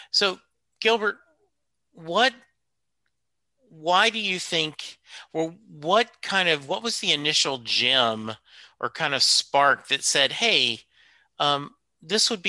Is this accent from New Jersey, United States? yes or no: no; Louisiana, United States; born there; also born or lived in Kentucky / Germany; now in Dallas, United States; so I'm currently in Dallas, Texas. Oh. But uh, like I was born in Louisiana. Uh, my dad was stationed in Kentucky, Germany, um, you know, Louisiana. We moved around.